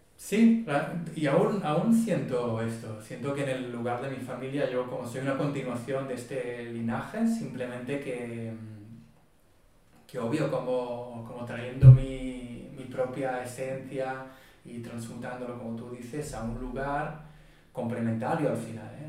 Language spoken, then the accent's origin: Spanish; Israel; Spanish is a second language; moved away as an adult; now in Barcelona, Spain; yo soy de Israel, crecí en Israel